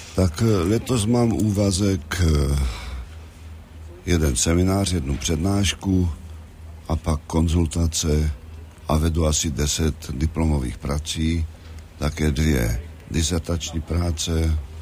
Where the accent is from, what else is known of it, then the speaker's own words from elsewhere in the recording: Hlučín Region, Moravian-Silesian Region, Czechia; moved away; also born or lived in Olomouc; to Hlučínsko, ze kterého já pocházím a kde jsem se narodil v Královcích